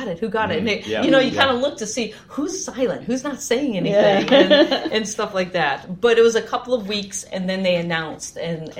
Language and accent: English; Guam; born there; because I was born on Guam. My dad was working at the tracking station for the Apollo missions.